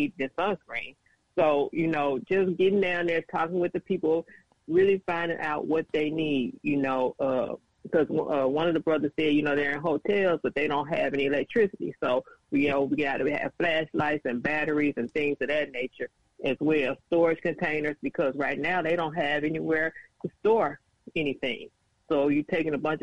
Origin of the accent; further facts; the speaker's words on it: Arkansas Delta, United States; I'm originally from Arkansas Delta, which is probably about an hour and a half from the affected area.